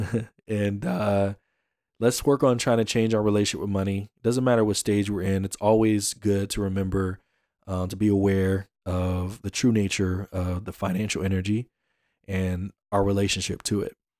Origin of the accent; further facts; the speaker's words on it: Atlanta, Georgia, United States; I'm from Atlanta